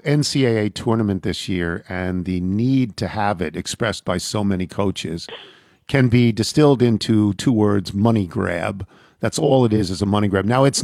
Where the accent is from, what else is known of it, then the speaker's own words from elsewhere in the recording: Long Island, New York, United States; growing up on Long Island